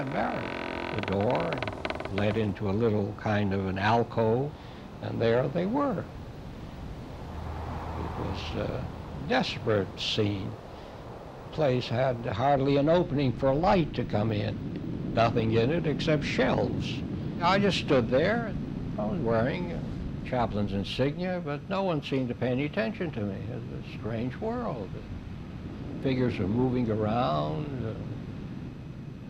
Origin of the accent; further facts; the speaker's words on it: Memphis, Tennessee, United States; I was born in Memphis, Tennessee in 1915